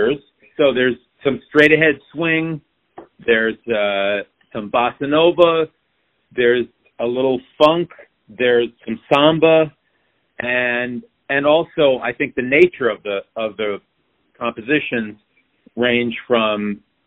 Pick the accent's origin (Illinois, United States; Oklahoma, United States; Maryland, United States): Maryland, United States; Silver Spring; I was born and raised in the Washington, D.C. area in Silver Spring, Maryland